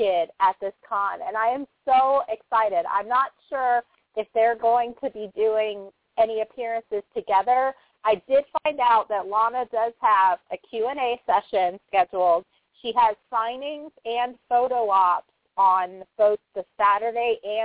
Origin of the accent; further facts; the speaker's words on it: Orlando, Florida, United States; It's in my hometown